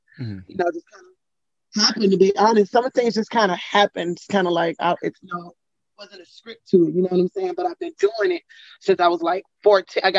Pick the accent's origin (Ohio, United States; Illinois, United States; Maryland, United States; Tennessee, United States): Tennessee, United States; Memphis; moved away as an adult; also born or lived in Atlanta, Georgia; now in Los Angeles, United States; born and raised in Memphis, Tennessee